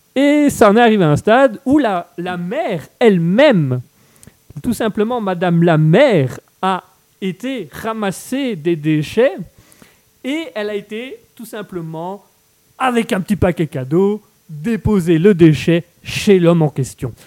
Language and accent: French; Belgium; je suis belge. Je, vis en Belgique, je suis belge